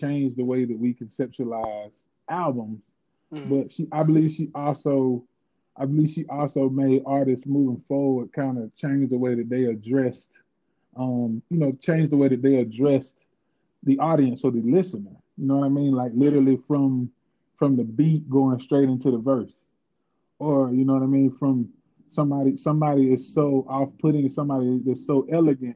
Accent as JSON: {"language": "English", "town": "Covington", "region": "Georgia", "country": "United States", "tie": "born or raised there", "said": "I was raised in Covington, Georgia, which is, like I said, it was 36 miles east of Atlanta"}